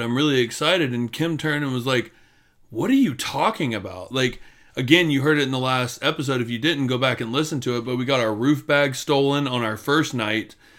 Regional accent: Florida, United States; we grew up together in Florida

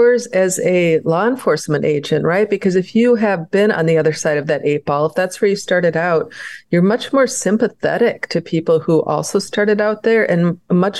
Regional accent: St. Cloud, Minnesota, United States; also born or lived in Paynesville, Minnesota; I grew up in St. Cloud before we moved to Painesville in 76

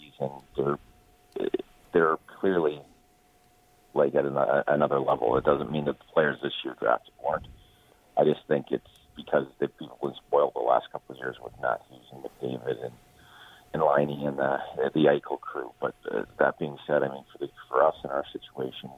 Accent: Toronto, Ontario, Canada; now in Los Angeles, United States; growing up in Toronto

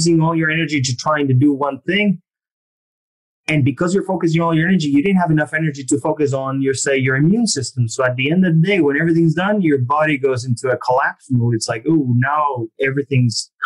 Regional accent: Argentina; moved away; I'm from Argentina originally

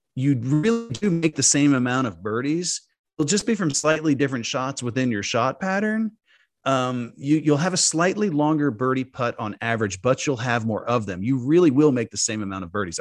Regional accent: Dallas, Texas, United States; I'm from Dallas

